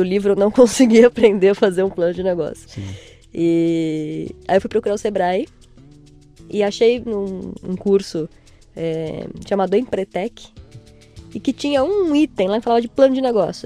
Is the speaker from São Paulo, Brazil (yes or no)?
yes; São Paulo, Brazil; Nasci em São Paulo